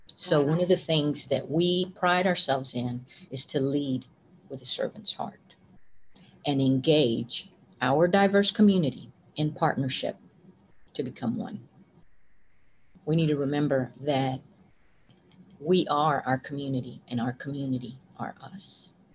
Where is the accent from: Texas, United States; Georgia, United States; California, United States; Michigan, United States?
Texas, United States; West; moved away as an adult; also born or lived in Austin, Texas; I was raised by my grandparents, and I grew up in West Texas in a very small community